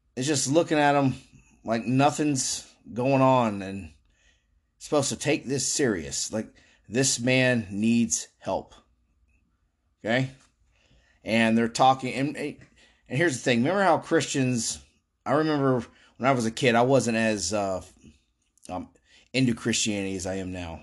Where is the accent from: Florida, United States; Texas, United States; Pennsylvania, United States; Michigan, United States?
Florida, United States; I've lived here my whole life